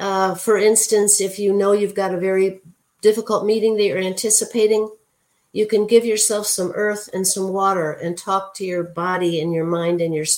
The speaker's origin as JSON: {"language": "English", "region": "Hawaii", "country": "United States", "said": "I would like to thank you for giving me an opportunity to talk about both being Hawaiian and the value that plays in my life"}